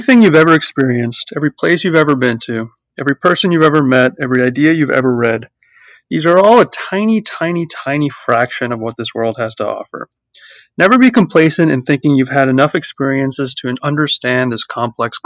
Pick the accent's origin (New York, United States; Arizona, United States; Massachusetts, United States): Massachusetts, United States; Boston; also born or lived in India / Cambridge, Massachusetts / Mumbai, India; I grew up in the Boston area. First, we were living in Cambridge, so more of a city environment. But then when I was in fourth grade, we moved out to the suburbs in central Massachusetts